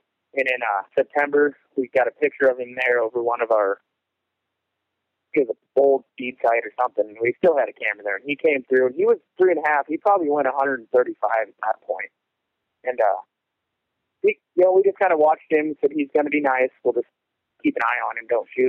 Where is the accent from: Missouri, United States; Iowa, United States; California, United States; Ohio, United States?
Iowa, United States; now in Ottawa, United States; Well, I was born and raised in Western Iowa. I live in Ottawa, Iowa now, just about an hour south of Sioux City, hour north of Omaha.